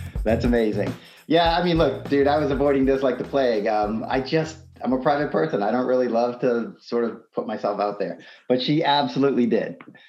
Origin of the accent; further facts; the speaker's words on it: Tewksbury, Massachusetts, United States; born there; Yeah, I was born in Massachusetts in a small town called Tewksbury. It's between Lowell and Andover.